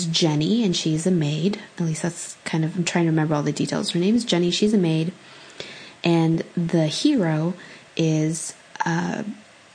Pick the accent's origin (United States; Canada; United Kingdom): United States; California; I grew up in California